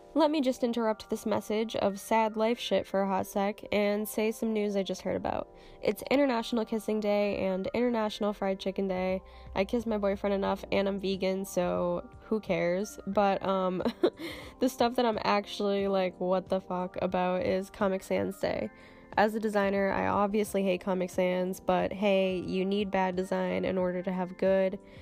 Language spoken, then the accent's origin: English; Cape Cod, Massachusetts, United States; I'm from Cape Cod, which is a tiny little peninsula on the east coast. It's in Massachusetts